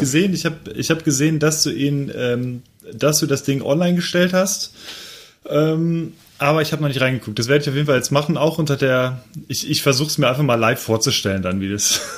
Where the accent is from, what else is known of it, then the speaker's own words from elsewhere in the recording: Overath, North Rhine-Westphalia, Germany; ich komme ja aus Overath